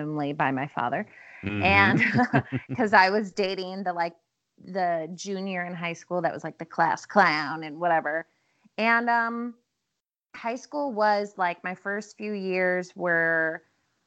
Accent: Midwest, United States; now in Los Angeles, United States; I grew up in the Midwest.

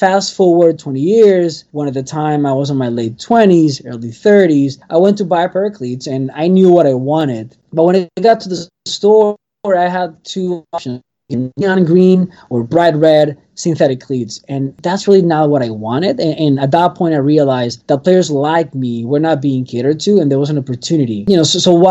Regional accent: Venezuela; now in Miami, United States; I'm from Venezuela originally

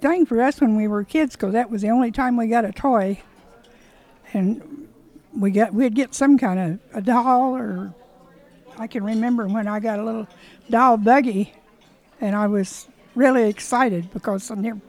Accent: Alexandria, Indiana, United States; Alexandria. I was born and raised in Alexandria.

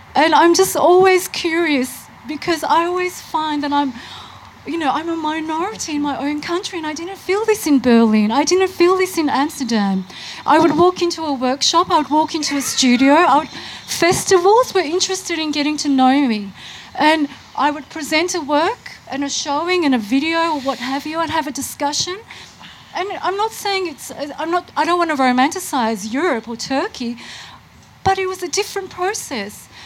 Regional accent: Melbourne, Victoria, Australia; I was born here in Melbourne.

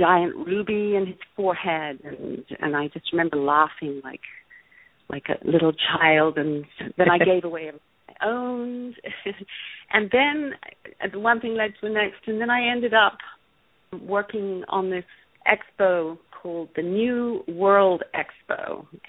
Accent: Ireland; also born or lived in London; now in Los Angeles, United States; I grew up in Ireland, moved to London, then I moved to LA.

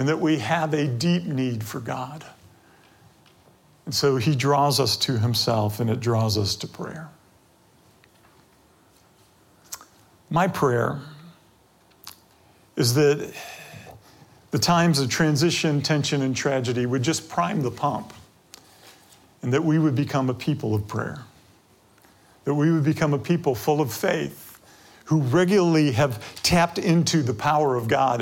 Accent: Detroit, Michigan, United States; I grew up near 8 Mile Road

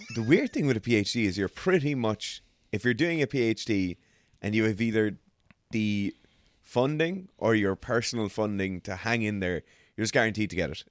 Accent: Ireland; as Irish people

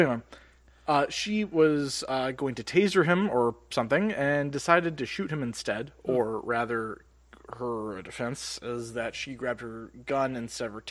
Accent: Minneapolis, Minnesota, United States; we are from the Twin Cities area

